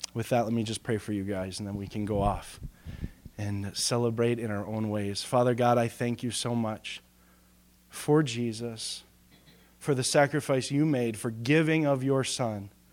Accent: United States; us as American believers

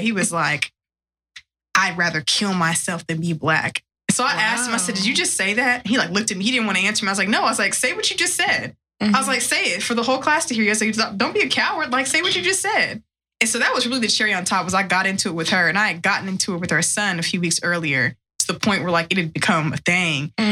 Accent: West Texas, United States; I grew up in West Texas.

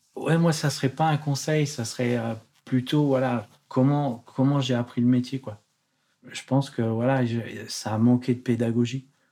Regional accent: Haute-Loire, Auvergne-Rhône-Alpes, France; moved away as an adult; also born or lived in Paris region / London; now in Geneva, Switzerland; je suis originaire de la Haute-Loire, pas loin d'ici, en, Auvergne.

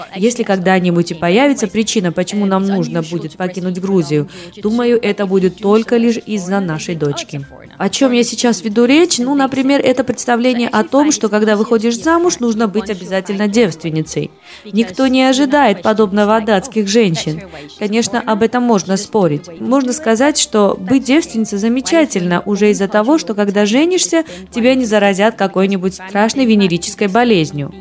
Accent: Denmark; moved away as an adult; now in Georgia; Я выросла в Дании в 70-е годы

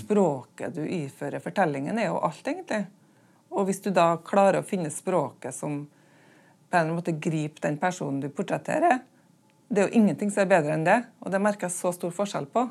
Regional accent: Smøla, Møre og Romsdal, Norway; øya der jeg kommer fra, Smøla

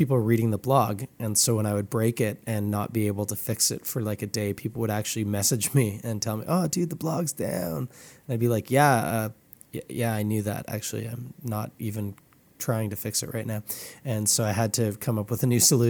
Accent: Toronto, Ontario, Canada; I grew up in Scarborough

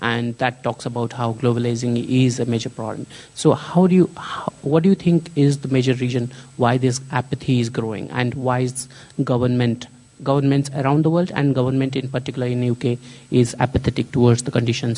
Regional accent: India; now in London, United Kingdom; from India and originally now based at UCL, University College London. So my question is, like, I come from India

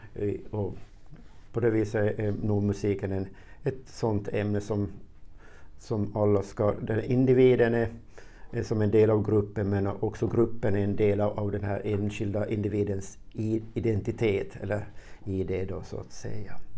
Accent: Närpes, Ostrobothnia, Finland; also born or lived in Karlskoga, Sweden; jag är född i Sverige, Karlskoga. 62, och familjen flyttade sen tillbaka hit till Finland 67 och till en by som heter Pörtom och gick sen i, i högstadie och gymnasium i, i, i Närpes.

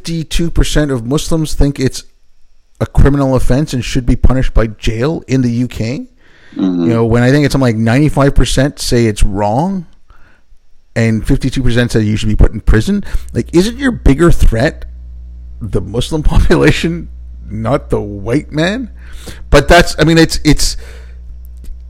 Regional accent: India; I was born in India

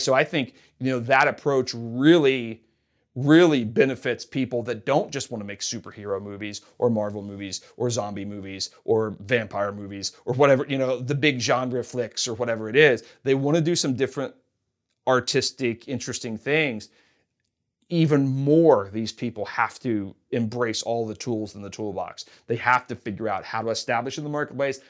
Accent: Kentucky, United States; moved away as an adult; also born or lived in Hollywood; now in Los Angeles, United States; I'm from Kentucky

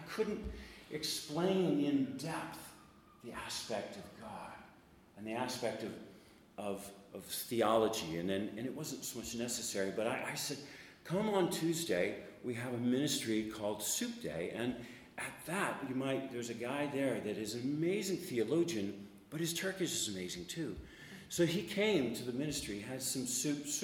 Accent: United States; Now I'm an American

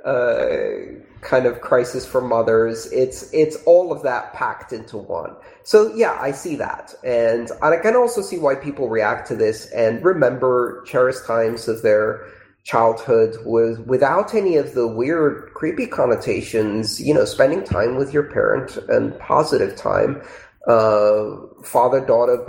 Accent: United Kingdom; I'm British

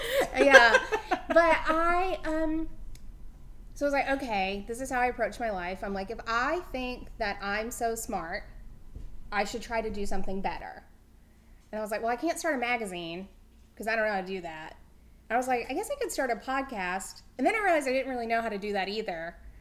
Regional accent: the South, United States; I'm a person from the South

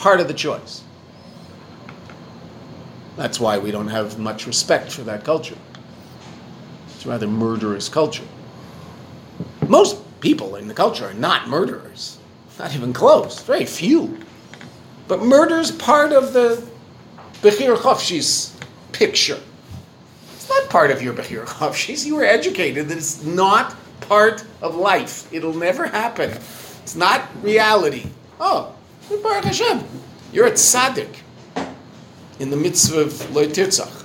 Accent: Canada; I'm a Canadian

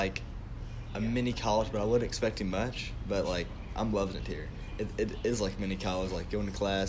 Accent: Owensboro, Kentucky, United States; from Owensboro, Kentucky.

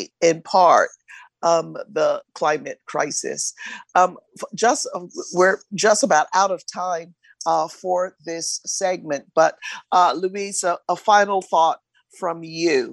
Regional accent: Barbados; I'm from Barbados in the Caribbean

